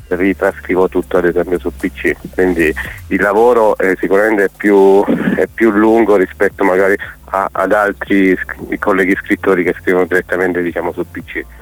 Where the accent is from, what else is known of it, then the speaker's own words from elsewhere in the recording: Chieti, Abruzzo, Italy; Io sono di Chieti, in Abruzzo